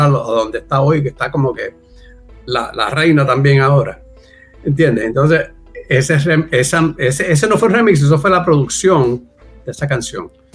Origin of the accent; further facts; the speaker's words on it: Puerto Rico; also born or lived in Virginia, United States; yo me considero puertorriqueño simplemente nací de casualidad porque Caí allí dos meses antes de yo nacer